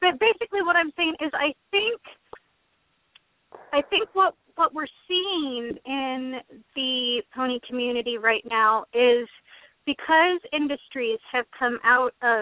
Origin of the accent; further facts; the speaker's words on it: Metzger, Oregon, United States; I'm from Metzger. You still live there? I still live there